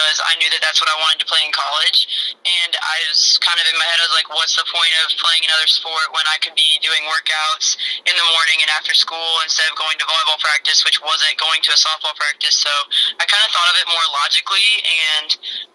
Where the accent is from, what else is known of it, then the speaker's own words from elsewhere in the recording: Normal, Illinois, United States; moved away as an adult; now in the South, United States; I was born and raised in Normal, Illinois.